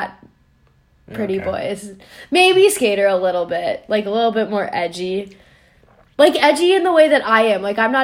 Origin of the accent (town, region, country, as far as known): Minneapolis and St. Paul, Minnesota, United States